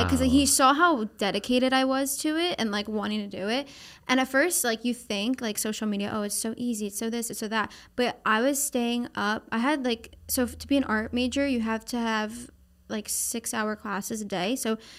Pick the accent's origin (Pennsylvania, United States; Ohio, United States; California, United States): Pennsylvania, United States; Oh, no. It's like desolate farm area. Like, it's not. Like, I was from like outside of Philadelphia.